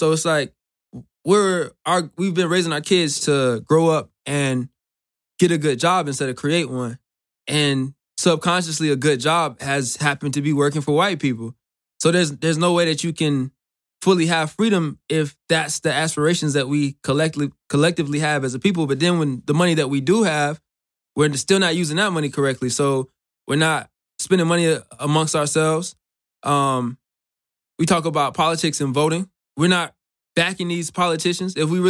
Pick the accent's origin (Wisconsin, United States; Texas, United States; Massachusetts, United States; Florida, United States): Florida, United States; Clearwater; I'm from Clearwater, Florida, so that's about 4 hours away from Miami.